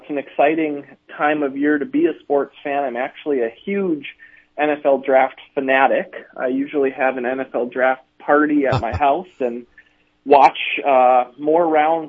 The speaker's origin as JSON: {"language": "English", "town": "Mandan", "region": "North Dakota", "country": "United States", "tie": "born or raised there", "said": "Yep, Mandan, North Dakota."}